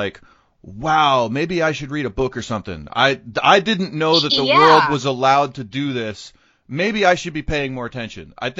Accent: Garland, Texas, United States; growing up in Garland

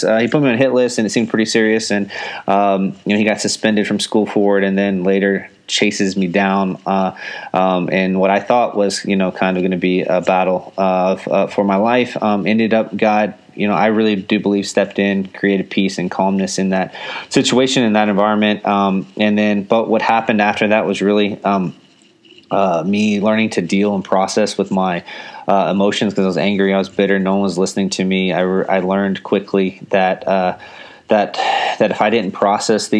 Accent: Houston, Texas, United States; now in San Antonio, United States; I was born and raised in Houston, Texas

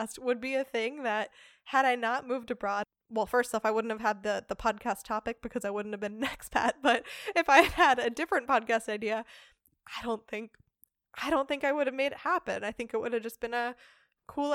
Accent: United States; now in Germany; as an American, celebrating Thanksgiving is a hilarious event every year here in Germany

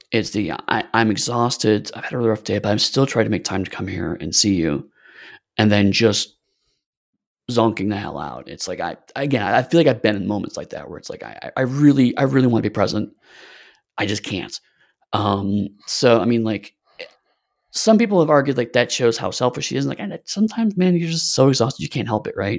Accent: United States; as American

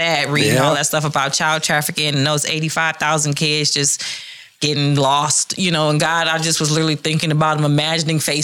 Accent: Detroit, Michigan, United States; I'm from Detroit

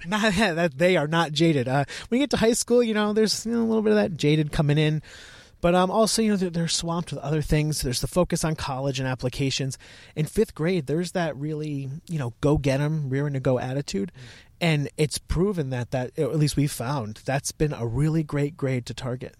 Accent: Connecticut, United States; moved away as an adult; also born or lived in Virginia; I'm from Connecticut, but I went down to Virginia, to the University of Virginia.

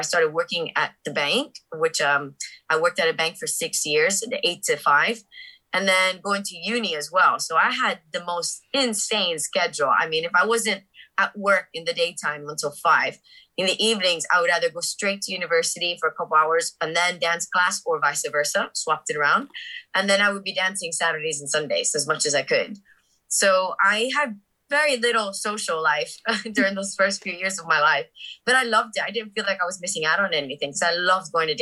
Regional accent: Miami, Florida, United States; moved away; I grew up in Miami. My whole family's Cuban. I was the first one born in the USA

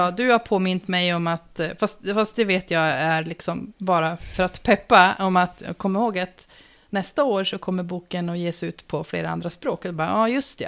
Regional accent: Uppsala, Uppsala County, Sweden; born or raised there

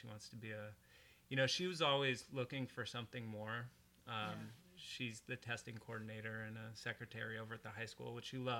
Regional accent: Portland, Oregon, United States; now in West Linn, United States; I grew up in northeast Portland.

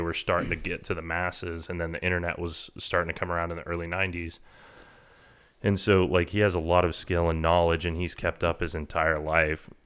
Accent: Texas A&M, United States; I grew up in Aggie, like, you know, I went to the last bonfire before the bonfire tragedy back in nineteen ninety-eight

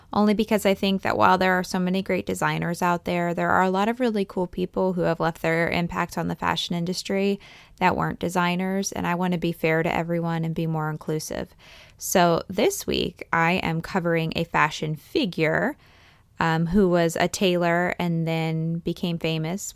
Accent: east central Pennsylvania, United States; I grew up in between those two places. So I always say kind of like east central

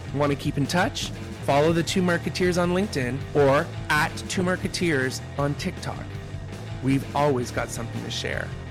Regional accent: Quebec, Canada; I grew up in Quebec.

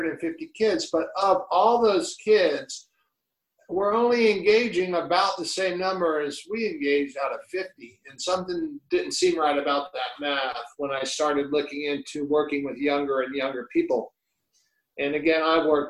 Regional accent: Miami, Florida, United States; Growing up in Coconut Grove, Miami, in the 70s

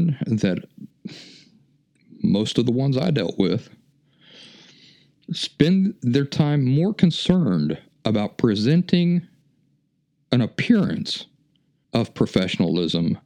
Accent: West Virginia, United States; moved away; also born or lived in Philadelphia; where are you from? I said, well, West Virginia

